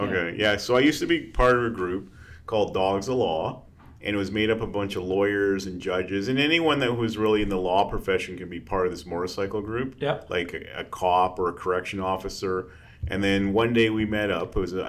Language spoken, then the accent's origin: English; Calgary, Alberta, Canada; I'm a city slicker. I was born and raised in Calgary.